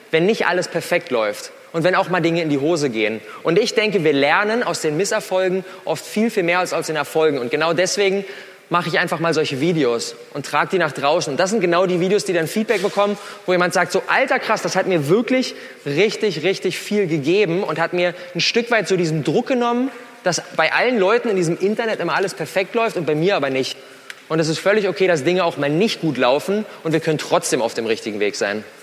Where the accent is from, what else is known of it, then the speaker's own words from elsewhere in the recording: Berlin, Germany; Das bin ich … ich bin 27 Jahre alt, ich komme aus Berlin